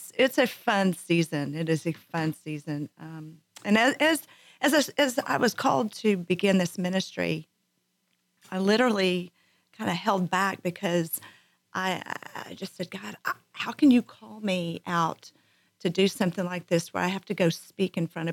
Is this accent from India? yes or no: no; Abilene, Texas, United States; I am from Abilene, Texas